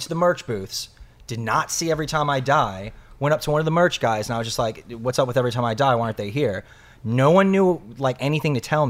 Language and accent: English; Birmingham, Alabama, United States; moved away; I'm originally from Birmingham, Alabama.